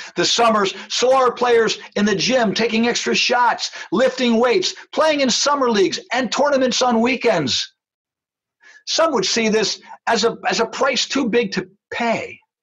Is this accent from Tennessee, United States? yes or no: no; New Jersey, United States; When I was growing up in New Jersey